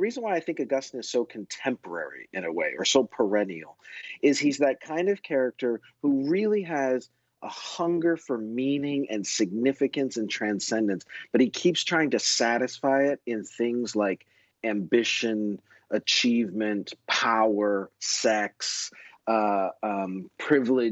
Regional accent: Canada; I grew up in Canada

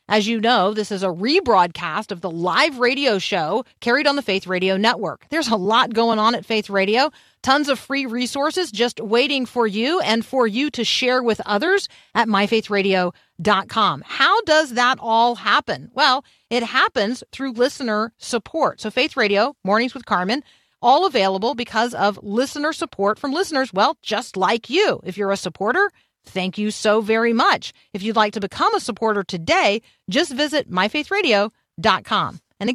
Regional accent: Gaza, Gaza Strip, Palestine; from Gaza, a strategic Mediterranean port along the ancient caravan route between Egypt and Syria. My hometown was once populated by giants

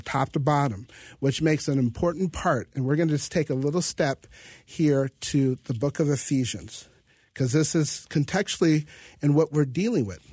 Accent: Grand Forks, North Dakota, United States; I'm from Grand Forks, North Dakota, so I think of myself as a chocolate Norwegian

